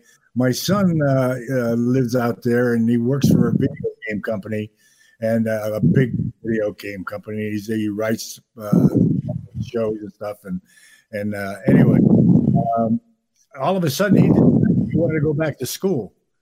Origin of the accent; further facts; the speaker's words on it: Enfield, Connecticut, United States; I grew up in a little town called Enfield, right on the Massachusetts border.